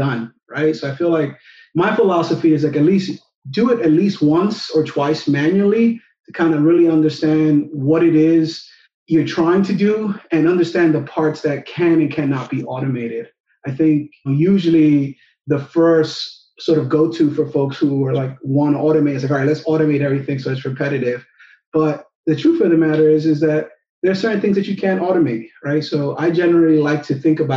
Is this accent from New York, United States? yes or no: yes; New York, United States; born and raised in New York.